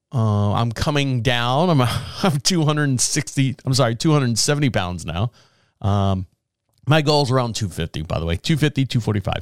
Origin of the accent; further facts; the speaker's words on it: Orlando, Florida, United States; now in Marshville, United States; where I grew up in Orlando